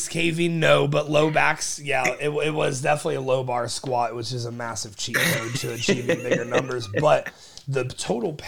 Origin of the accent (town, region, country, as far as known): Springfield, Ohio, United States; born or raised there